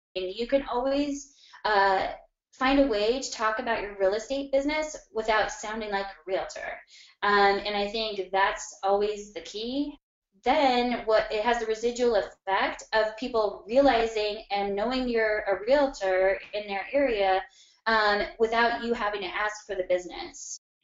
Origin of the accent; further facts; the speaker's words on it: Arvada, Colorado, United States; a little bit northwest of downtown, um, in a city called Arvada, Colorado